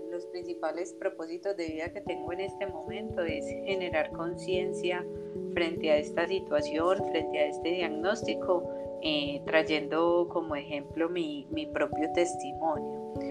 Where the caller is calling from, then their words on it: Colombia; Yo feliz de estar aquí, súper bien. lo salí desde Colombia.